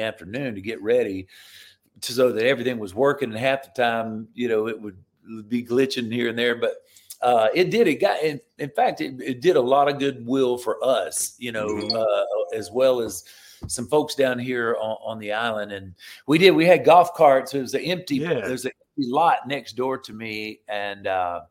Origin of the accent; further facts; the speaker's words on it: Florida, United States; moved away as an adult; I live down in Florida now. I'm back in my home state.